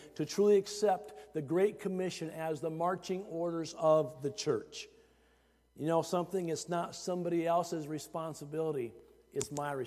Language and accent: English; Iowa, United States; growing up in Iowa, it really helped me get acquainted with the work of the harvest.